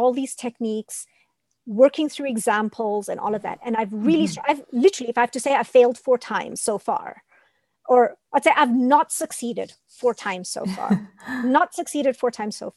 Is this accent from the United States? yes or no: no; India; being Indian